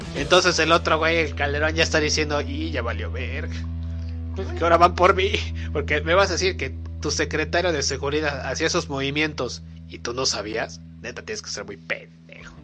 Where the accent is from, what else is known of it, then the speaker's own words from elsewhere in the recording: Mexico; Somos mexicanos.